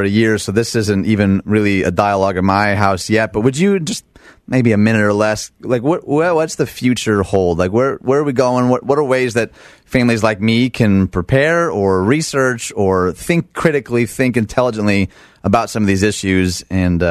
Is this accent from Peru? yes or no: no; Detroit, Michigan, United States; I'm from Detroit, Michigan